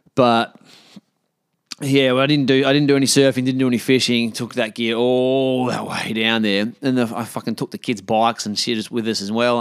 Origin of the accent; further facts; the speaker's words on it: Australia; I'm an Australian bloke